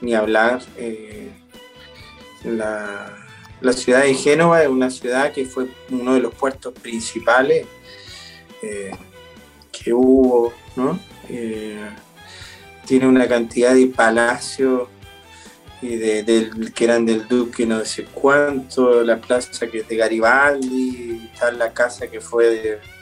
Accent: Chile; also born or lived in United States; now in Argentina; siendo los dos chilenos

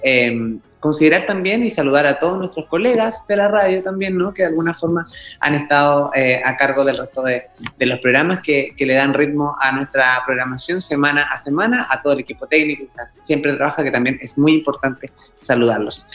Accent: Chile; nuestro país

